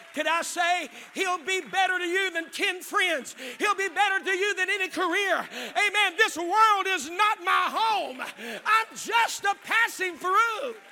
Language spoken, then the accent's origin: English; West Virginia, United States; now in Zanesville, United States; I didn't grow up in Ohio, I grew up in West Virginia